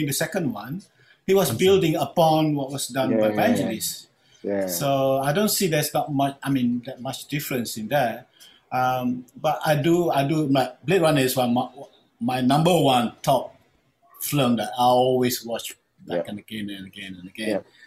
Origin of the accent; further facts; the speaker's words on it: Terengganu, Malaysia; accent: Terengganu Kelantan; also born or lived in Kelantan; I'm from Terengganu, family from Kelantan, so somehow we'll get into the Terengganu Kelantan kind of word coming out